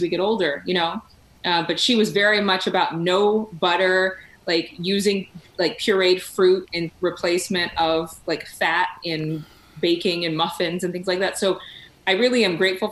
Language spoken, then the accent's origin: English; Sacramento, California, United States; now in Dallas–Fort Worth, United States; my hometown of Sacramento